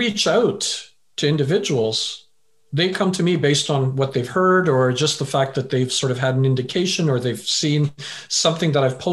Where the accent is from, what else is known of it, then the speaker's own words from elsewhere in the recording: Vancouver, British Columbia, Canada; also born or lived in England; originally I was born in England, but I left when I was a wee lad.